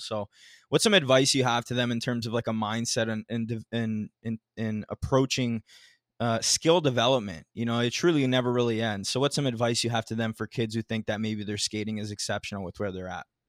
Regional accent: Mississauga, Ontario, Canada; Mississauga, which is my hometown as well. I'm here right now.

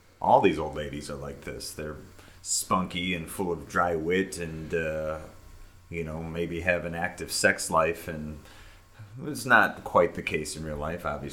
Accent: United States; growing up in America

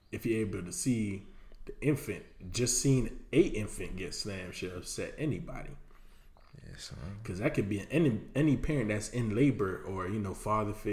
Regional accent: New York, United States; Cause I'm from New York.

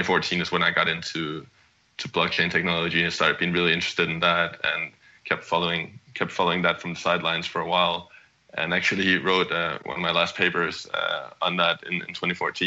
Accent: Copenhagen, Capital Region of Denmark, Denmark; moved away as an adult; also born or lived in California, United States; I'm originally from Copenhagen, Denmark, and moved across the pond to the US in 2010

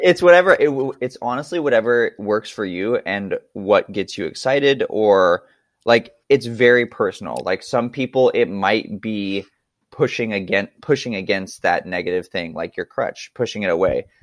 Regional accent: Montana, United States; I grew up in Montana.

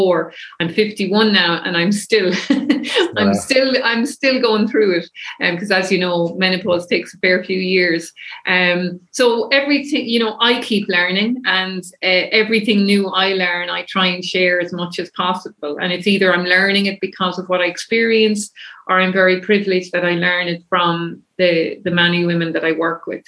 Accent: Kilkenny, Leinster, Ireland; now in Dublin, Ireland; I'm from Kilkenny originally

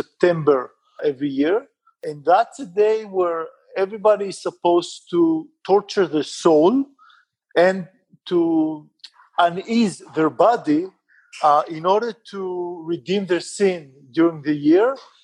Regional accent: Israel; now in Bangalore, India; I'm an Israeli. I was born and raised in Israel

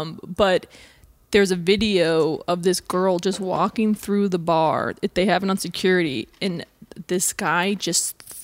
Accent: Wisconsin, United States; now in Chicago, United States; I think I'm from Wisconsin in Chicago. We are very drinky states.

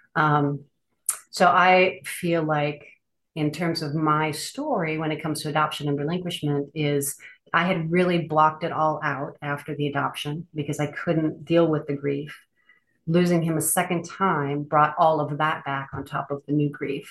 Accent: Minnesota, United States; now in Denali, Alaska, United States; I currently live in Denali, Alaska. So very remote Alaska. I'm originally from Minnesota

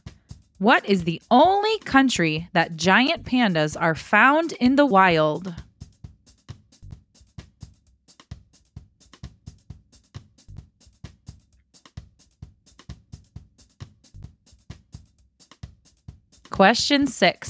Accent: South Dakota, United States; my home state of South Dakota

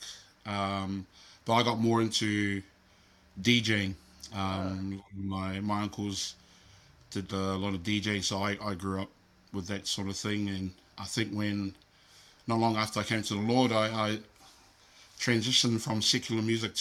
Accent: Auckland, New Zealand; also born or lived in Philippines; I grew up in a little town called South Auckland

